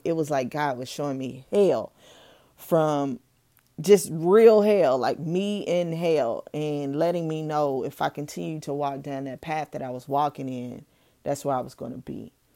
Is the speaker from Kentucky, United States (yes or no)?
yes; Owensboro, Kentucky, United States; also born or lived in Louisville, Kentucky; moving back to my hometown, Owensboro, Kentucky, at the age of nine going on ten